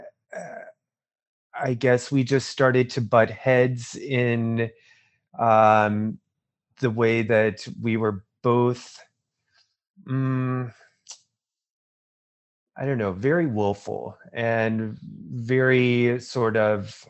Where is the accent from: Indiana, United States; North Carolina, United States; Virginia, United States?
North Carolina, United States; Burlington; I'm from North Carolina. I was born there in '79, so I'm 41 years old from North Carolina. I grew up in a small town called Burlington, which is in the Piedmont